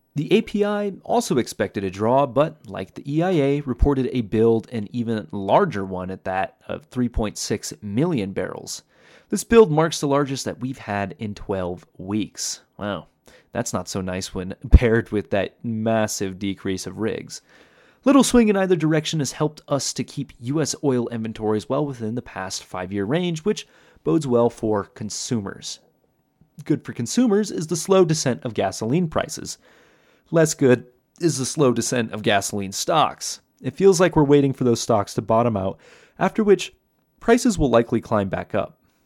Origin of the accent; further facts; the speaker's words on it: Iowa, United States; moved away; growing up in Iowa